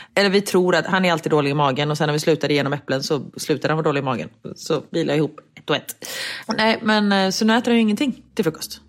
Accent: Sweden; moved away

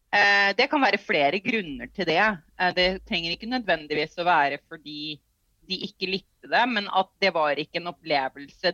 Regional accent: Norway; Vi kommer fra Norge

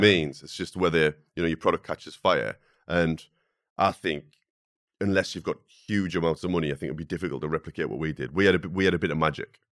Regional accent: the Northeast, North East England, United Kingdom; growing up in the Northeast where, when I wa, you know, was at school, no one ever talked about going to university

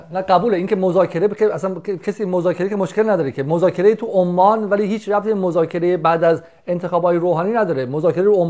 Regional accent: Iran; moved away; حقمه که در وطن خودم باشم

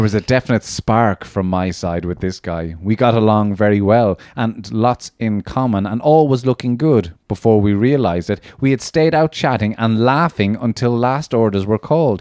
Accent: Cork, Munster, Ireland; I grew up in Cork

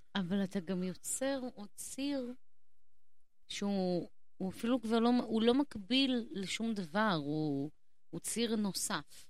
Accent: Haifa, Haifa District, Israel; moved away; also born or lived in Jerusalem; גדלתי בחיפה

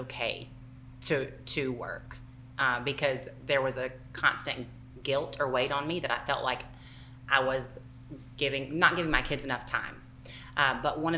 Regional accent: Southeast United States, United States; accent: Southern

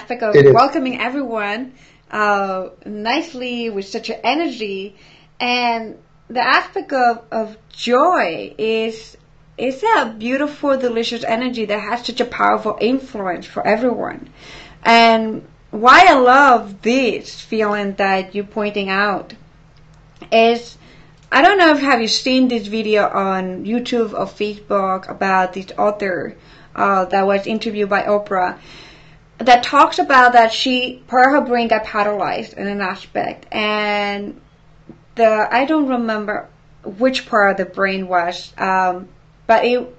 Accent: Ecuador; moved away; I'm from Ecuador

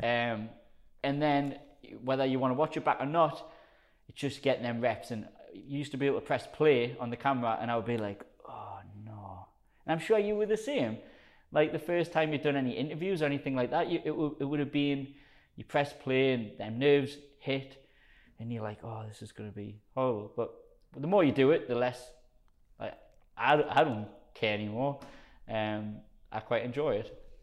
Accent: South Shields, North East England, United Kingdom; accent: Geordie; like a strong Geordie accent. Um, so I'm from South Shields, which is in between Newcastle and Sunderland.

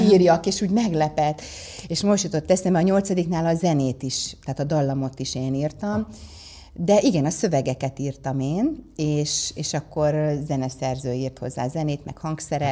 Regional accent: Százhalombatta, Pest, Hungary; also born or lived in Ózd, Hungary; az édesapám a Dunai Hőerőműben Százhalombattán kapott egy nagyon jó mérnöki uh-huh. állást

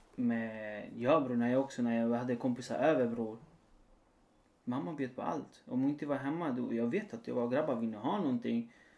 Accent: near Valparaíso, Chile; now in Sweden; När jag var liten i alla fall. Utanför Valparaiso där jag kommer ifrån. Chile.

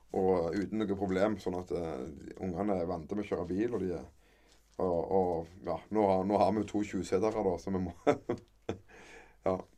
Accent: Kverneland, Rogaland, Norway; accent: mixed Jæren dialect; also born or lived in Sandnes; vi, er vel født og oppvokst på Frøyland

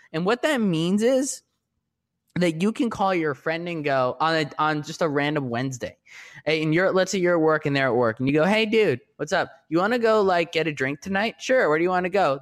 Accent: New York, United States; now in Los Angeles, United States; I'm from New York

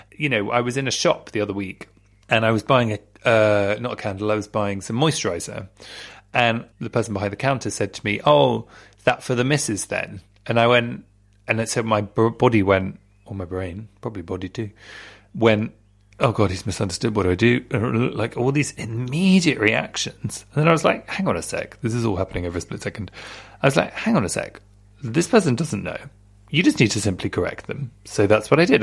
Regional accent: London, United Kingdom; I grew up in Southfields, which is next to Wimbledon in London, in Britain

